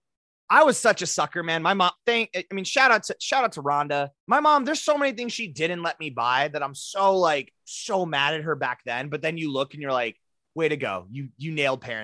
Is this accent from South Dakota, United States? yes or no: yes; Rapid City, South Dakota, United States; Cody and I grew up in Rapid City.